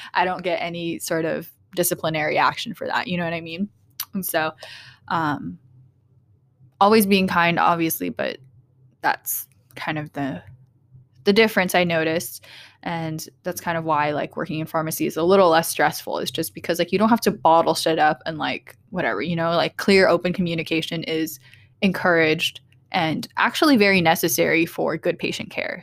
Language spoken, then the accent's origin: English; Portland, Oregon, United States; growing up in Portland